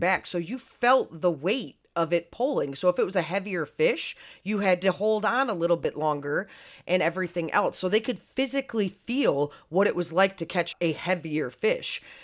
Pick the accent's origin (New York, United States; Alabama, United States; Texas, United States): New York, United States; Syracuse; moved away; I'm originally from Syracuse, New York, so I'm a lifelong Bills fan